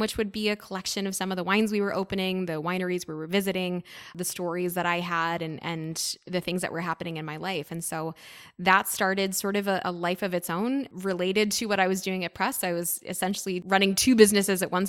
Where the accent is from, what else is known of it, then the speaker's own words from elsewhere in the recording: United States; accent: very American; also born or lived in New York City; now in Napa Valley, United States; my accent's very American